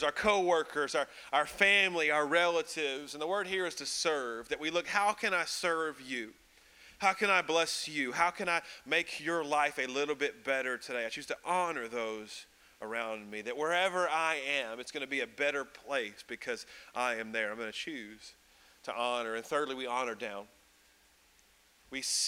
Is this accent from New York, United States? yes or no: no; Birmingham, Alabama, United States; I'm from Birmingham, Alabama